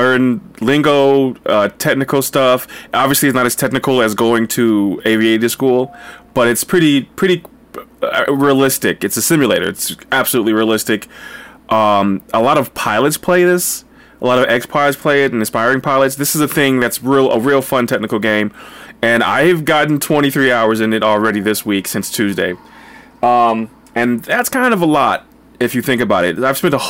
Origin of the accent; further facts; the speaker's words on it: Linden, New Jersey, United States; moved away; I went to my hometown in New Jersey, in Linden, New Jersey